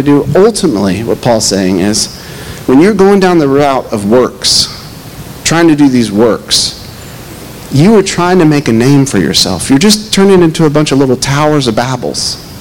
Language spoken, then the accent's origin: English; Knoxville, Tennessee, United States; moved away; I grew up in the Bible Belt, maybe the top part of the Bible Belt in Knoxville